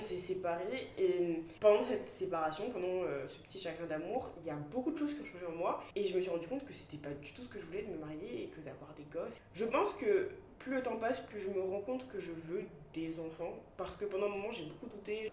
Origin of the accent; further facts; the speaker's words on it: Côte d’Ivoire; first language French; moved away; also born or lived in Bordeaux, France / England; j'ai grandi en Côte d'Ivoire